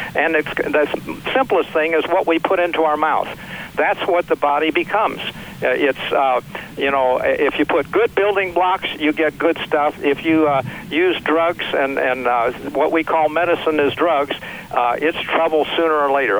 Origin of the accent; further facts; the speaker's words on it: Missouri, United States; also born or lived in St. Louis / Webster Groves / Kansas City; I grew up in Missouri, just below Iowa.